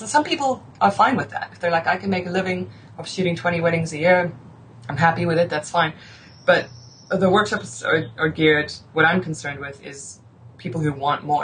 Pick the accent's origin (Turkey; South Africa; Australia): South Africa; I grew up in South Africa